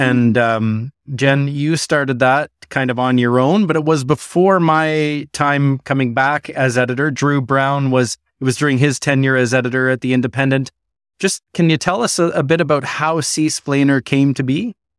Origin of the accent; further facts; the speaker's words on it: Ottawa, Ontario, Canada; now in Newfoundland and Labrador, Canada; as Newfoundlanders, and I grew up in Ottawa